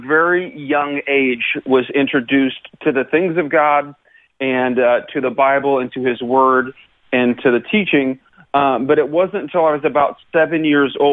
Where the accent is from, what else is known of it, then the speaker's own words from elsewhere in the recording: Lincoln, Illinois, United States; now in Georgia, United States; I was born in Lincoln, Illinois. It's right in the center of the state of Illinois